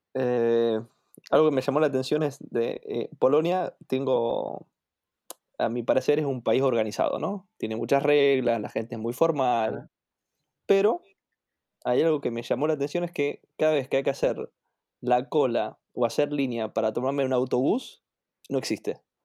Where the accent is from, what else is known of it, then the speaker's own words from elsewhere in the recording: Argentina; moved away as an adult; also born or lived in Toruń; now in Warsaw, Poland; soy de Argentina